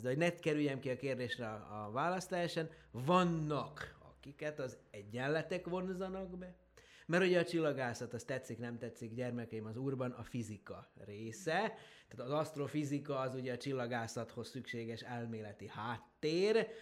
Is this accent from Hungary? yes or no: no; Horgoš, Vojvodina, Serbia; Ugye én Horgoson nőttem föl, az ugye mai Szerbiában, akkor Jugoszláviában volt található